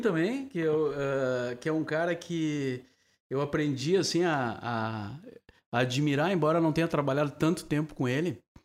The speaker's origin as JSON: {"language": "Portuguese", "town": "Cachoeira do Sul", "region": "Rio Grande do Sul", "country": "Brazil", "tie": "born or raised there", "moved": "as an adult", "lives_now": "Porto Alegre, Brazil", "said": "eu nasci em Cachoeira. Uh, daí trabalhei na Rádio Cachoeira, vim para cá tentar a vida na, na cidade"}